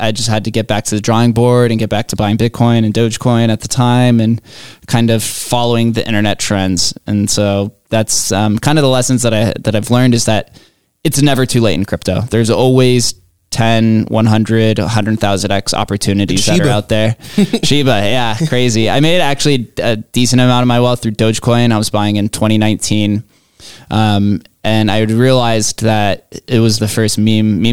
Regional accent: Las Vegas, Nevada, United States; Growing up in Vegas

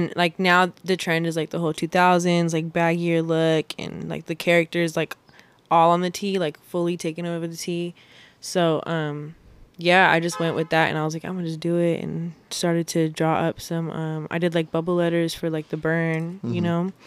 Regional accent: Long Beach, California, United States; I'm an artist from Long Beach, California, born and raised

